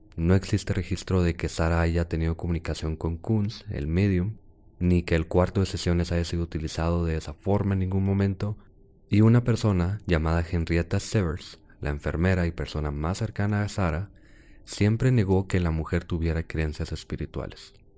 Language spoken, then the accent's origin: Spanish; Chihuahua, Mexico; No somos de Juárez, somos de Chihuahua